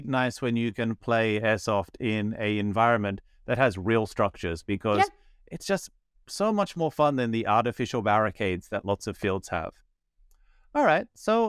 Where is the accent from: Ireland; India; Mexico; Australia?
Australia; I'm Australian